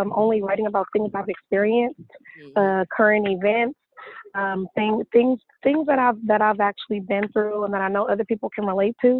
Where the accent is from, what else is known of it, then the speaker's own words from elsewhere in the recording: California, United States; moved away as an adult; also born or lived in Atlanta, Georgia / Los Angeles; I was born and raised in California